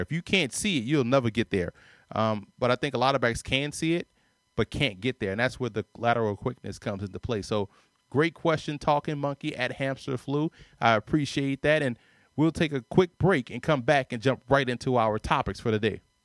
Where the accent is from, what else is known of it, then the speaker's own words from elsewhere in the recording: New Orleans, Louisiana, United States; I say park ball 'cause I'm from New Orleans